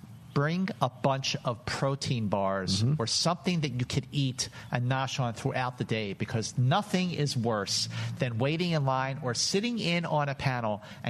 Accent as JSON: {"language": "English", "town": "Philadelphia", "region": "Pennsylvania", "country": "United States", "tie": "born or raised there", "said": "growing up in Philadelphia"}